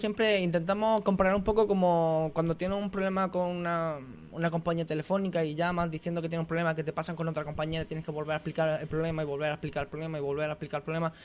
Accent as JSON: {"language": "Spanish", "town": "Castell de Ferro", "region": "Andalusia", "country": "Spain", "moved": "yes", "lives_now": "Santiago del Teide, Spain", "said": "yo soy de un pueblo muy pequeñito de Granada, unos 5.000 habitantes, se llama Castel del Ferro"}